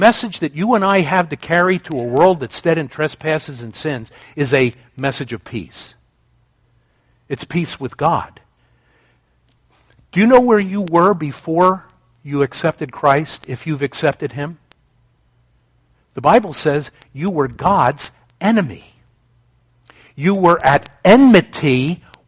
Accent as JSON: {"language": "English", "country": "United States", "said": "as an American"}